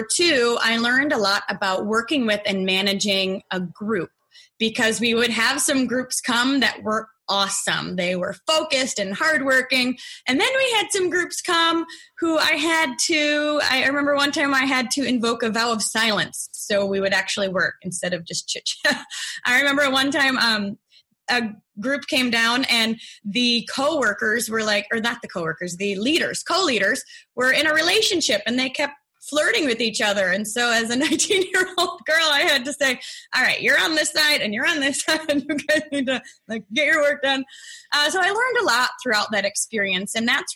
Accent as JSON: {"language": "English", "town": "Detroit", "region": "Michigan", "country": "United States", "tie": "born or raised there", "said": "I was born and raised near Detroit, Michigan."}